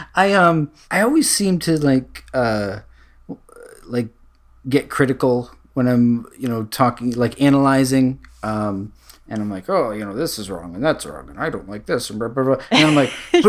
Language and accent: English; Connecticut, United States; I'm from Connecticut